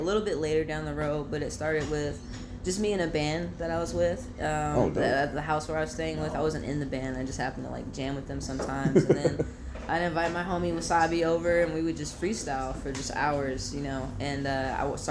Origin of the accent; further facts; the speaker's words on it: Fayetteville, North Carolina, United States; moved away as an adult; now in Portland, United States; I was in North Carolina for 9 years. I wasn't born there, but I definitely grew up there